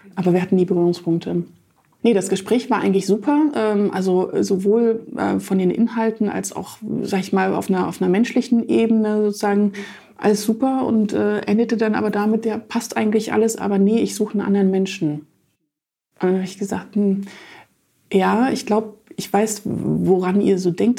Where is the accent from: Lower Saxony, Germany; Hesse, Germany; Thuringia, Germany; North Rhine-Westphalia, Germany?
Thuringia, Germany; Jena; moved away as an adult; also born or lived in Stralsund; now in Hamburg, Germany; in meiner Heimatstadt Jena